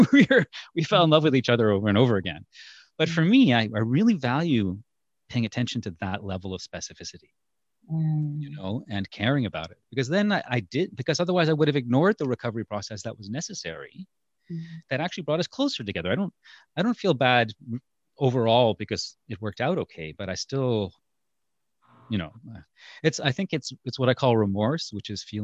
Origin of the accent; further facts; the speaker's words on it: India; I'm from India.